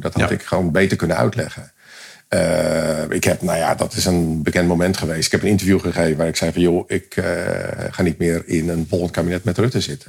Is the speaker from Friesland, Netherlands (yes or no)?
yes; Leeuwarden, Friesland, Netherlands; moved away; wij zijn allebei komen uit Leeuwarden, Westeinde